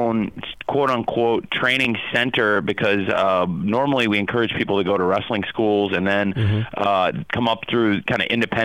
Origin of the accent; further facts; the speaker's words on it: Champaign, Illinois, United States; I grew up in Champaign, Illinois, around the college football and college basketball teams of the University of Illinois.